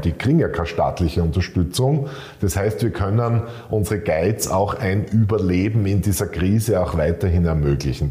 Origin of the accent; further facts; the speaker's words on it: Graz, Styria, Austria; in Graz äh, spazieren zu gehen in meiner Heimatstadt